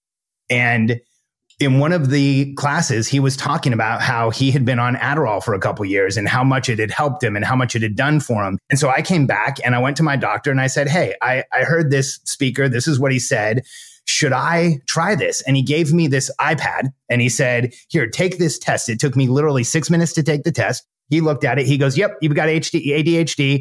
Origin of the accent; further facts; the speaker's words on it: Southern California, United States; I grew up in my teens and 20s, I grew up in Southern California